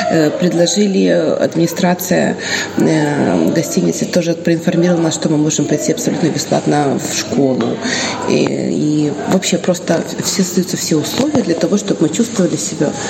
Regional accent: Odesa, Odesa Oblast, Ukraine; now in Dubăsari, Moldova

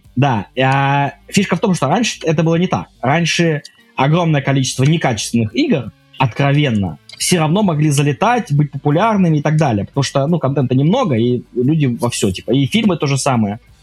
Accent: Kaliningrad, Kaliningrad Oblast, Russia; moved away as an adult; also born or lived in Saint Petersburg; Я из Калининграда, с Калининградской области

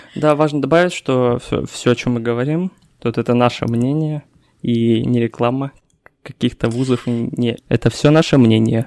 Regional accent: Kurgan, Kurgan Oblast, Russia; now in Yekaterinburg, Russia; я из Кургана

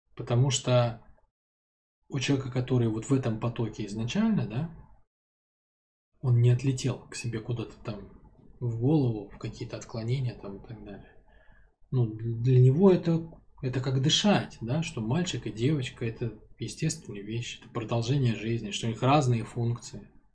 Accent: Saint Petersburg, Russia; я, в принципе, городской ребенок, я родился там в Ленинграде, да, мама с папой у меня оба из Ленинграда, то есть я такой потомственный городской ребенок

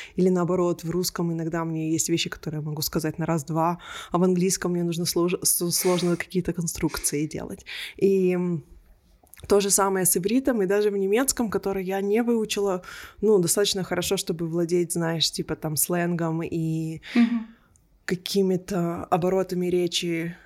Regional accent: Israel; first language Russian; moved away as an adult; also born or lived in Belarus / Berlin, Germany; now in Melbourne, Australia; мы всей семьей уехали из Беларуси в Израиль

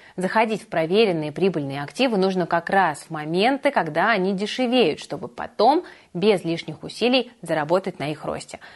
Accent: Saint Petersburg, Russia; я, как коренная петербурженка

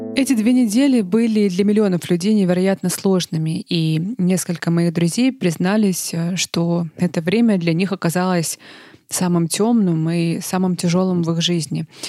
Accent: Russia; now in Germany; я из России

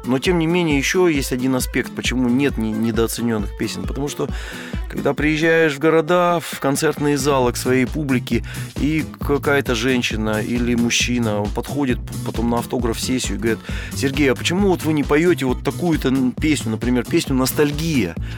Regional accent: Siberia, Russia; moved away as an adult; also born or lived in Novosibirsk / Moscow; это моя родина, моя малая родина, это Сибирь

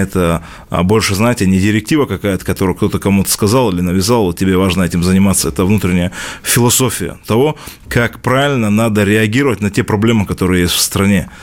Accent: Dagestan, Russia; Дагестан – это мой родной край, это моя малая родина

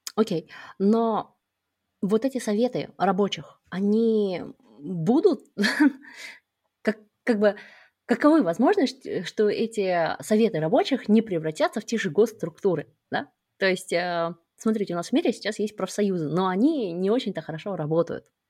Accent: Kazakhstan; moved away as an adult; мы оба родом из Казахстана

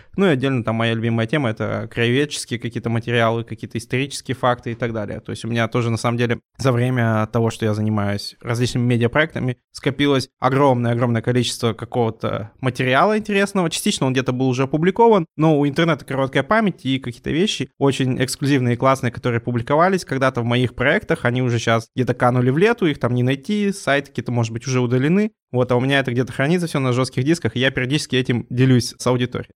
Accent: Urals, Russia; мы сами уральцы

